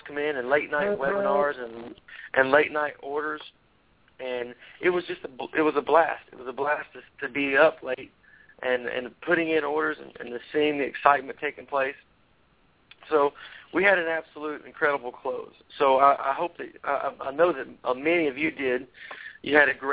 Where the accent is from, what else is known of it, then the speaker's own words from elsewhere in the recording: Tennessee, United States; I'm from Tennessee